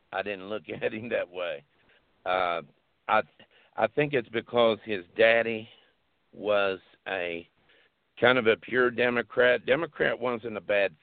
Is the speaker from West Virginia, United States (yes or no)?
yes; West Virginia, United States; I'm from West Virginia